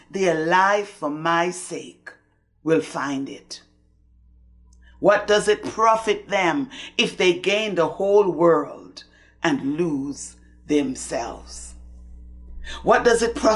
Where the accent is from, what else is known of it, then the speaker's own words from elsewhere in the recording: Antigua & Barbuda; I grew up in the Methodist Church in Antigua